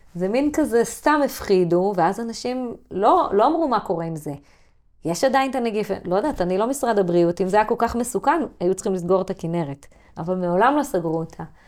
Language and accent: Hebrew; kibbutz on the Sea of Galilee, Northern District, Israel; אני גדלתי בלינה משותפת מלאה, אני הדור האחרון